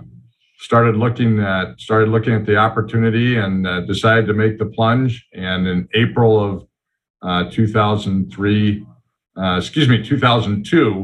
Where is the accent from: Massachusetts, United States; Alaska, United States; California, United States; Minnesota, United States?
Minnesota, United States; Stillwater; now in Brainerd, United States; I grew up in Stillwater, which is just east of the Twin Cities